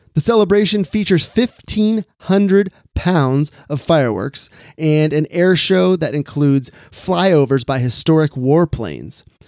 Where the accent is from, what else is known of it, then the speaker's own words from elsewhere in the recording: Sacramento, California, United States; here in my hometown of Sacramento, California